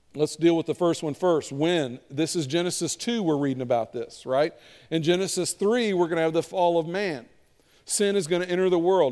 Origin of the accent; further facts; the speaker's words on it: Kentucky, United States; I'm from Kentucky. We call it a sweeper